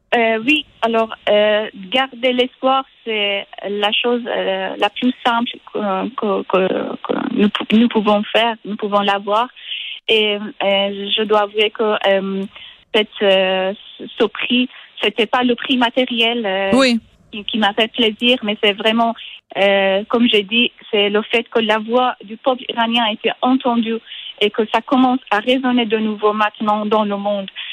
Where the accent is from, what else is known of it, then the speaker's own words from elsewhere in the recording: Iran; French is a second language; moved away as an adult; also born or lived in Switzerland / France; je suis partie de l'Iran il y a environ dix ans. je suis venue en Suisse pour faire un master en littérature anglaise.